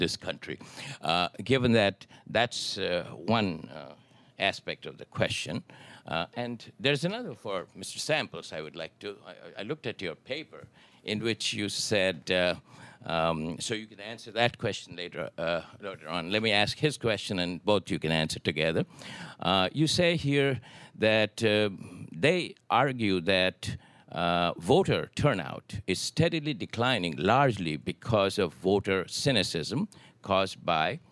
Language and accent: English; India; moved away; we were born and brought up in India